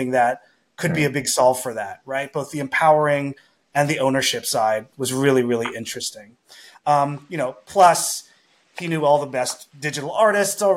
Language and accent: English; Montreal, Quebec, Canada; I'm from Montreal, very culture heavy city